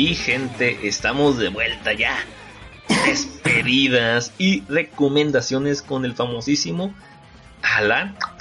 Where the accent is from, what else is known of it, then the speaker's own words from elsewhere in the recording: Guamúchil, Sinaloa, Mexico; yo soy de Guamuchil, Sinaloa